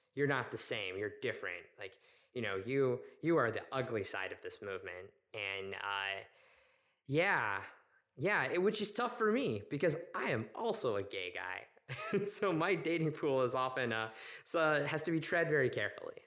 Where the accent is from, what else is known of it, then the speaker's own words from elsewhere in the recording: Oklahoma City, Oklahoma, United States; moved away as an adult; I grew up in Oklahoma City to a family that was not religious